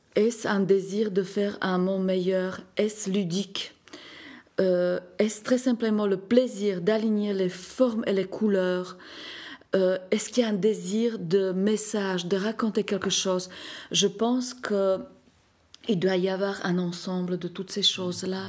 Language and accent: French; Slovakia; moved away; mon exposition organisée en Slovaquie, dans ma ville natale